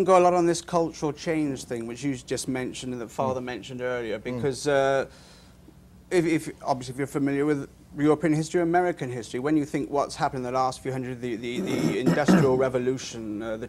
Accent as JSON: {"language": "English", "area": "Welsh", "region": "Wales", "country": "United Kingdom", "said": "I must point out I'm Welsh"}